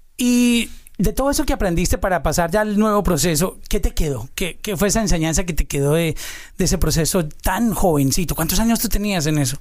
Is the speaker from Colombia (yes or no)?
yes; Colombia; los que somos de Colombia